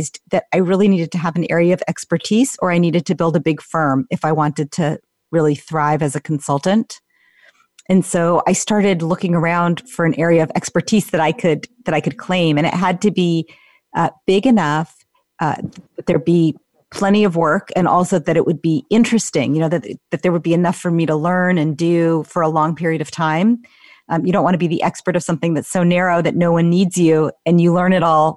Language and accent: English; Menlo Park, California, United States; I grew up in Menlo Park.